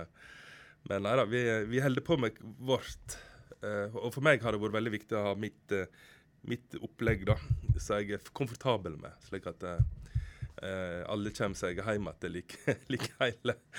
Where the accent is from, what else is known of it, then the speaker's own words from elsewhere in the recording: Utvik, Vestland, Norway; moved away as an adult; also born or lived in Oslo; Bruland, grenda der jeg kommer fra i Utvik